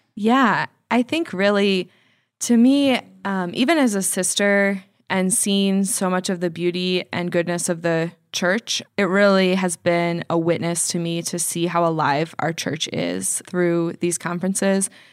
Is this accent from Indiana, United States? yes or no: yes; Indianapolis, Indiana, United States; moved away; I do love Indy. Um, it's my hometown